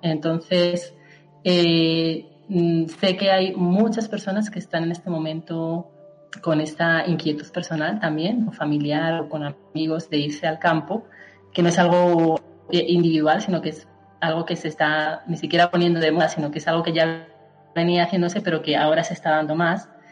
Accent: Colmenarejo, Community of Madrid, Spain; moved away as an adult; also born or lived in Bogotá, Colombia; now in Colombia; soy de España, yo soy de, un pueblo de Madrid, de Colmenarejo, y llevo 10 años viviendo en Colombia

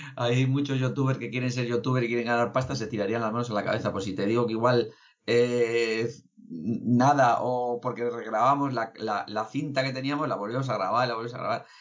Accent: Basauri, Basque Country, Spain; yo soy de Basauri

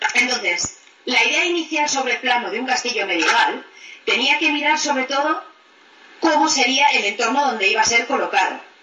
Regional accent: Spain; now in England, United Kingdom

